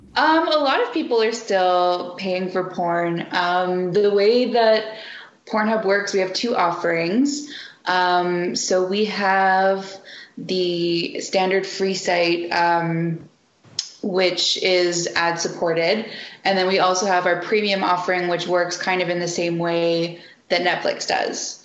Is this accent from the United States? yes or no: no; Canada; I'm a Canadian